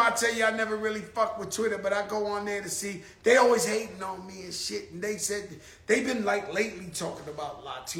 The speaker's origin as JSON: {"language": "English", "region": "New York", "country": "United States", "said": "We're from the Bronx, New York"}